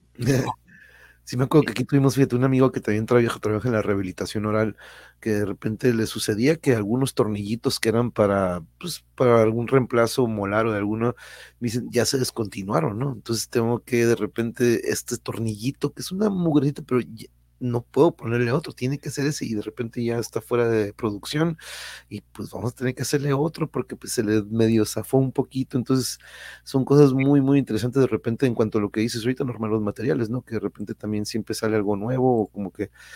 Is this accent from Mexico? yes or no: yes; Tijuana, Baja California, Mexico; also born or lived in Mexico City; mi querida ciudad